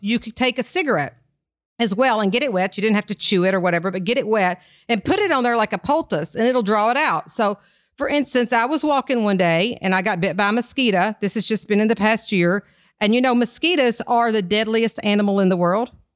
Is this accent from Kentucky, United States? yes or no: yes; Kentucky, United States; I'm from Kentucky